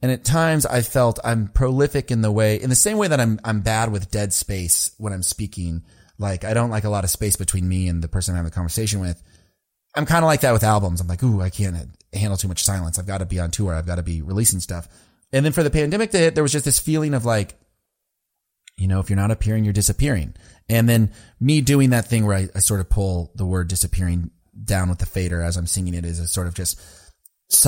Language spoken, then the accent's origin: English; Lubbock, Texas, United States; I was born in Lubbock